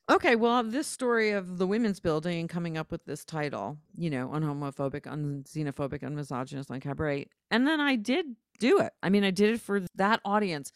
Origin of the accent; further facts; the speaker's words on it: New Haven, Connecticut, United States; also born or lived in Providence, Rhode Island; I grew up in New Haven, Connecticut, and Providence, Rhode Island